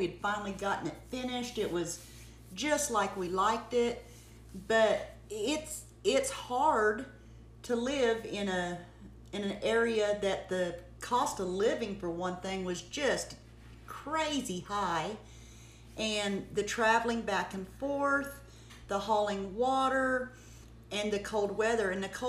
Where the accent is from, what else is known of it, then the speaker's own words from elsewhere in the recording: North Texas, United States; moved away; I was raised in North Texas, and I wanted to go back to Texas.